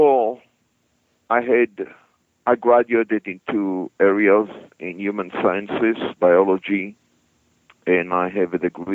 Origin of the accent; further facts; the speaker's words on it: Israel; moved away as an adult; I came from Israel originally.